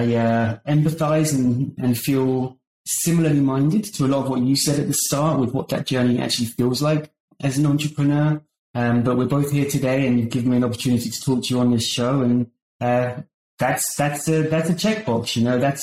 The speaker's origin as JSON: {"language": "English", "country": "United Kingdom", "tie": "born or raised there", "moved": "as an adult", "lives_now": "San Francisco Bay Area, United States", "said": "as you can probably tell by my accent, I grew up in the United Kingdom and I moved to the US in 2009"}